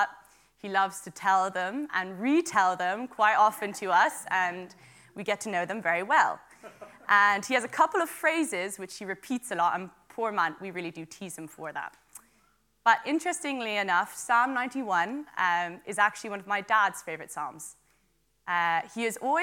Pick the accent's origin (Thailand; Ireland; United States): Ireland; Wicklow, Leinster; also born or lived in Dublin; I am from Wicklow, and I'm also a student in UCD in Dublin.